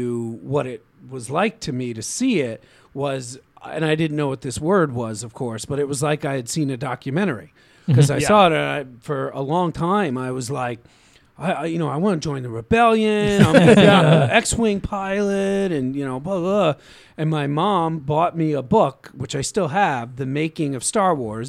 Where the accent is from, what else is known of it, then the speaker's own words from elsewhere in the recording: Queens, New York, United States; Queens, New York.